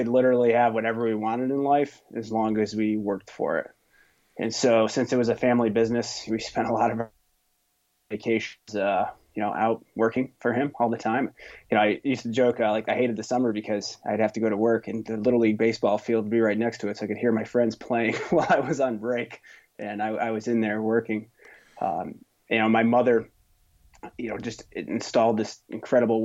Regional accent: Stillwater, New York, United States; moved away as an adult; now in Boston, United States; I grew up in upstate New York in a little town called Stillwater, New York

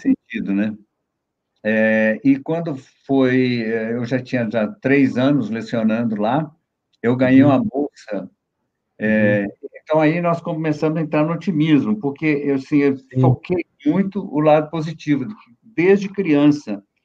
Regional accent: Brazil; moved away as an adult; also born or lived in New York, United States; quando eu era criança em Ginópolis

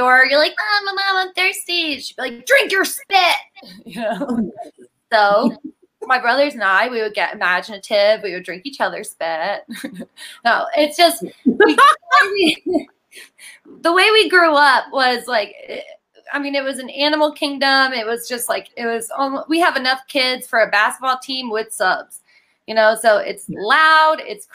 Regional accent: West Virginia, United States; moved away; I'm from West Virginia

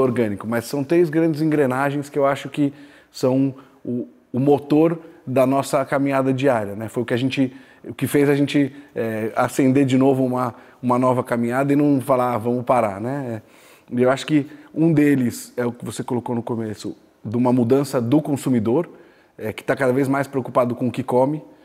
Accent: Araraquara, São Paulo, Brazil; also born or lived in São Carlos / India / China; sou natural de Araraquara, estudei em São Carlos

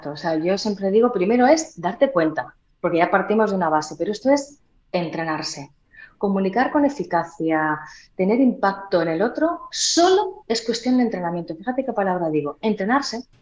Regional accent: Huelva, Andalusia, Spain; veis yo también tenía un acento muy marcado, ¿eh? Yo soy de Huelva.

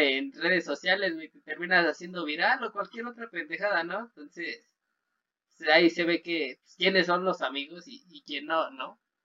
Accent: Mexico; uno como mexicano

